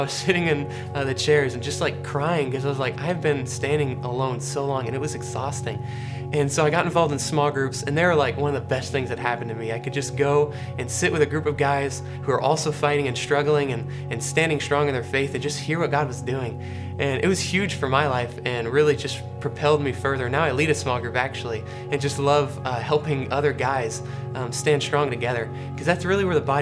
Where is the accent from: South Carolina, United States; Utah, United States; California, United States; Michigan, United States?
South Carolina, United States; Charleston; also born or lived in Greenville, South Carolina; I was born actually in Greenville, South Carolina, but moved to Charleston, South Carolina when I was about 5 years old